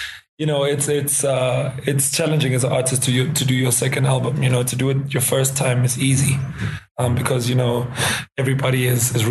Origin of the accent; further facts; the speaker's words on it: South Africa; South Africa, in my home country.